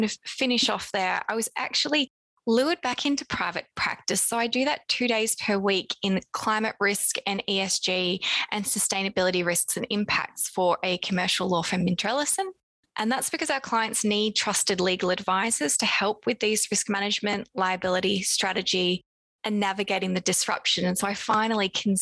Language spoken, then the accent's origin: English; Australia; moved away as an adult; now in London, United Kingdom; you might have by now heard my accent. I'm Australian originally, but now based in London